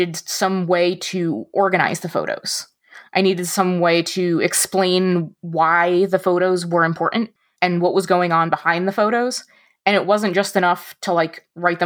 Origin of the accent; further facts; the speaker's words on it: New Jersey, United States; now in Michigan, United States; And I grew up in North Jersey, right outside New York City. And now I live in the middle of Michigan.